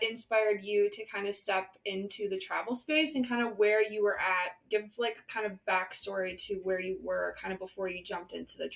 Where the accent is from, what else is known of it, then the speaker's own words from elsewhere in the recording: Midwest, United States; moved away as an adult; now in Phoenix, United States; I just moved out here in May from the Midwest. So I'm originally a Midwest girly